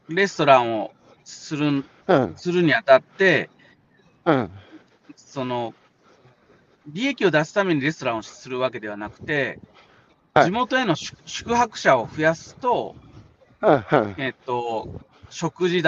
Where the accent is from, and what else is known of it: Miyazu, Kyoto, Japan; born or raised there; also born or lived in Tokyo